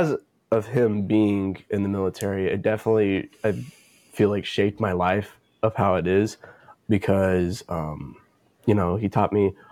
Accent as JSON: {"language": "English", "town": "Canyon", "region": "Texas", "country": "United States", "said": "I'm from Canyon, so it's outside of Amarillo"}